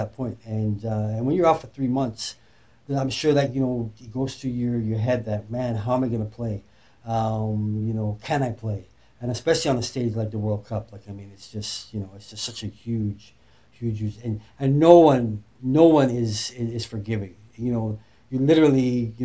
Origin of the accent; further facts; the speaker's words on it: Leeds, Yorkshire and the Humber, United Kingdom; moved away; I was born in Leeds, England. That's right. I'm still a UK lad